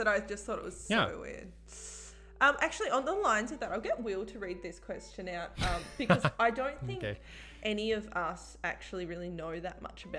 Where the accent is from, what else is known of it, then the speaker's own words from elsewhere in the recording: Tasmania, Australia; moved away; I'm from Tasmania. You should know I'm from Tasmania.